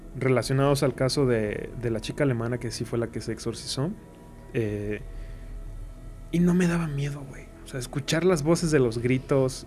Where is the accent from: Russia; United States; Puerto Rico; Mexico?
Mexico; Irapuato, Guanajuato; de aquí de Irapuato, de, de donde yo soy